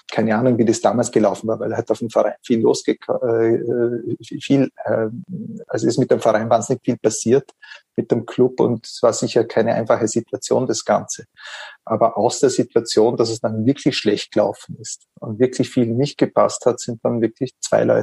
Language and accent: German; Vorarlberg, Austria; der Großteil sind Rapid-Fans gewesen, mhm. was in Vorarlberg, wo ich herkomme, nicht üblich ist.